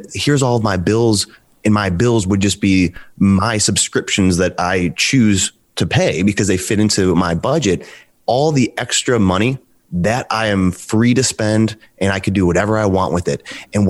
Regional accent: Cleveland, Ohio, United States; now in Cincinnati, United States; I'm from the Cleveland area. Right now, I'm currently living in Cincinnati.

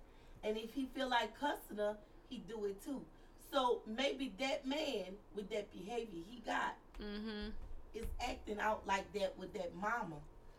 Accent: United States; my mindset as American.

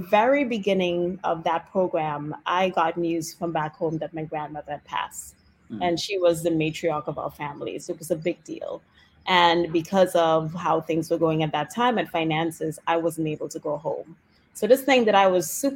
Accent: Trinidad & Tobago; moved away as an adult; now in Washington DC, United States; I grew up in Trinidad and Tobago

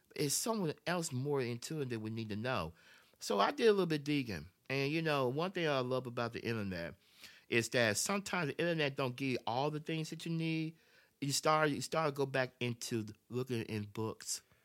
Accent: Memphis, Tennessee, United States; I was born and raised in Memphis, Tennessee

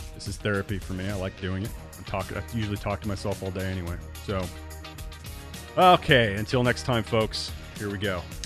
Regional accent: Central Illinois, United States; growing up in Central Illinois, I mean, literally I'm right between Chicago and Saint Louis.

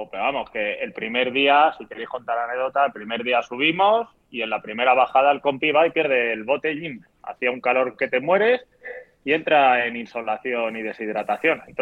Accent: Madrid, Community of Madrid, Spain; Sabes que somos de Madrid y hemos entrenado en invierno.

